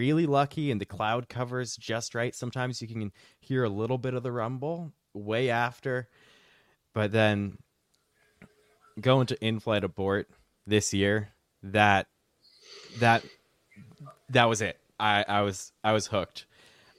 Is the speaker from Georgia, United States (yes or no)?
no; Pennsylvania, United States; moved away as an adult; now in Orlando, United States; I am from Pennsylvania